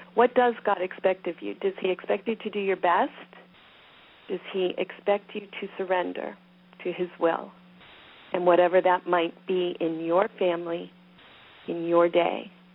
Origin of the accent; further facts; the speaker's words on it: Pennsylvania, United States; I'm from Pennsylvania.